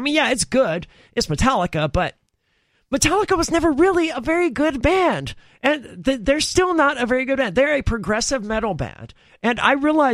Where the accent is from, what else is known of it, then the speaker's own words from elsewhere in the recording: the South, United States; I'm from the South